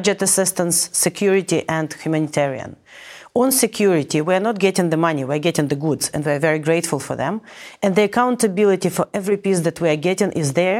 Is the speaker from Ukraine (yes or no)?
yes; Ukraine; moved away as an adult; now in United States; my hometown was liberated